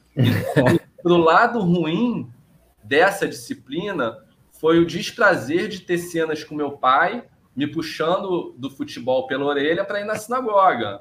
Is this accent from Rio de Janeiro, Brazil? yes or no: yes; São Conrado, Rio de Janeiro, Brazil; eu cresci em São Conrado, que é um bairro de classe média alta